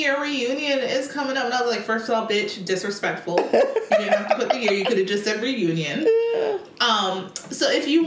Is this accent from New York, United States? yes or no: no; Marietta, Georgia, United States; I'm from Marietta, and that's not Atlanta